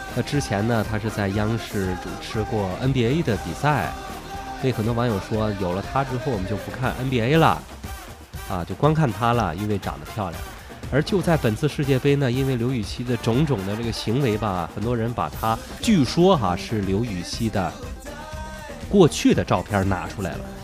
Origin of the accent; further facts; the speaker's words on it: China; 我们中国人